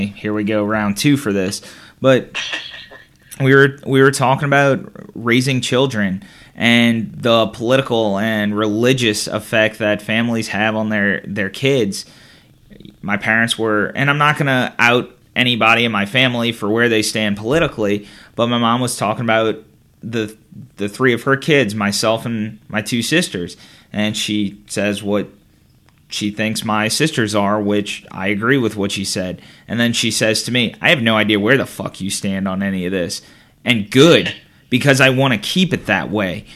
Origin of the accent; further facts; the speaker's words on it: St. Charles Parish, Louisiana, United States; despite not moving from my hometown after college